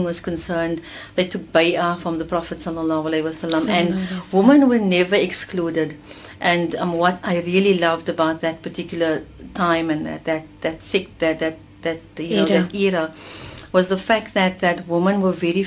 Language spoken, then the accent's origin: English; Uitenhage, Eastern Cape, South Africa; also born or lived in Durban; now in Cape Town, South Africa; moved back to Port Elizabeth, Uitenhage, which is the hometown of my father